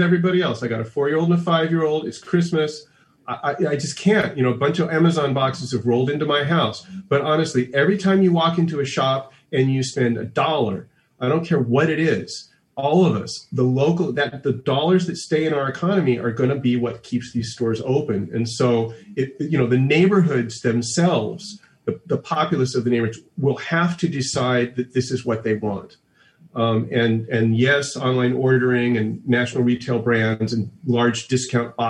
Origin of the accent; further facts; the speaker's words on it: Southern California, United States; now in Brooklyn, United States; I'm a child of the suburbs. My family's from West Texas. I'm from Southern California